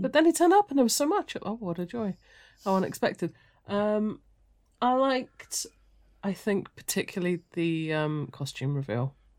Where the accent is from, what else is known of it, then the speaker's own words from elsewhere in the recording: United Kingdom; we're all British